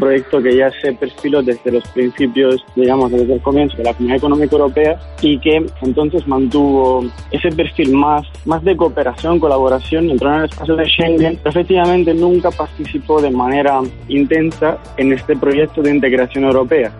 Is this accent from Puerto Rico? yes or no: no; Italy; Spanish is a second language; moved away; also born or lived in Madrid; soy italiano, politólogo